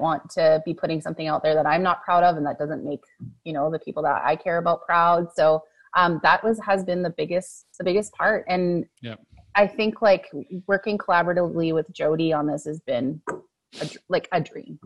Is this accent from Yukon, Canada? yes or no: no; Fort McMurray, Alberta, Canada; I grew up in Fort McMurray and yeah. went through the school system there.